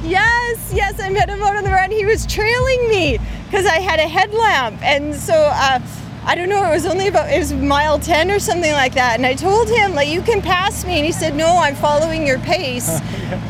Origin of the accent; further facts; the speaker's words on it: Canada; I'm from Canada.